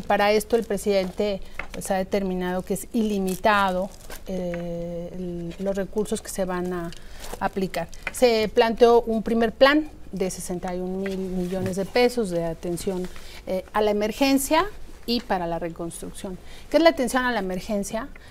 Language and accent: Spanish; Mexico City, Mexico; los que somos de la Ciudad de México